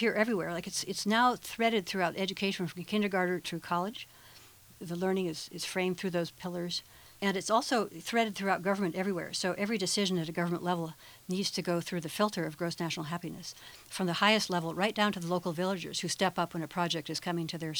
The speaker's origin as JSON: {"language": "English", "country": "United States", "said": "as an American"}